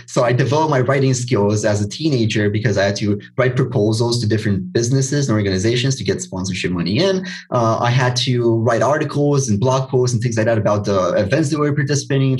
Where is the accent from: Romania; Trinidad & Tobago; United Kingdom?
Romania; I'm from Romania, and if you're not aware, if you're not from Eastern Europe, then the mentality here is not very entrepreneurial.